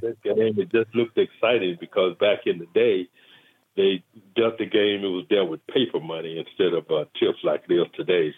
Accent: Las Vegas, Nevada, United States; born or raised there; also born or lived in Tallulah, Louisiana

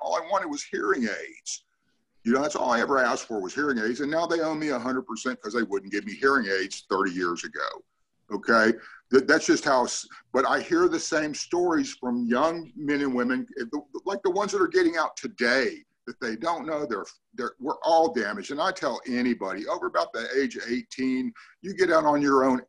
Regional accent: Ukiah, California, United States; also born or lived in Longvale, California / Willits, California; I was raised in Ukiah. I am a NorCal through and through

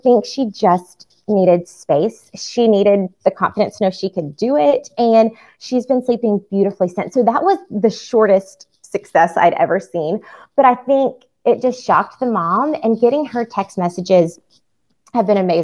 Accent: Atlanta, Georgia, United States; also born or lived in Amsterdam; I'm from Atlanta

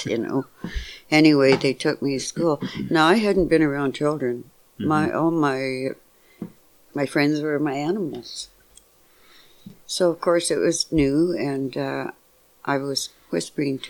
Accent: Victoria, British Columbia, Canada; I was born in Victoria, B.C. in 1940, November 26th.

